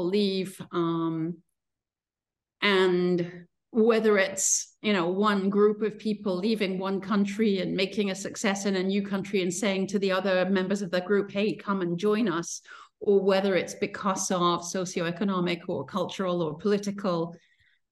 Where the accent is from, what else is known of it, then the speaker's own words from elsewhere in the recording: Princeton, New Jersey, United States; moved away; also born or lived in north of London; he went off with his wife, my mom, and me, aged 3 months, to Princeton in New Jersey. And so my childhood was actually American.